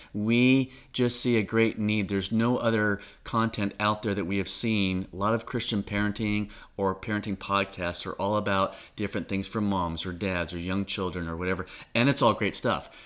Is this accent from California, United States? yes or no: yes; Orange County, Southern California, United States; moved away as an adult; now in Suwanee, United States; I've grown up in Orange County all my life, out in Southern California.